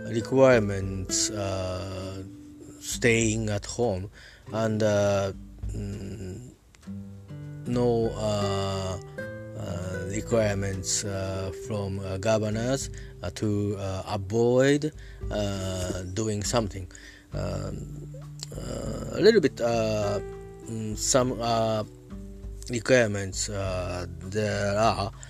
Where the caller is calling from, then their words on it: Japan; I'm talking from Japan uh, at my home.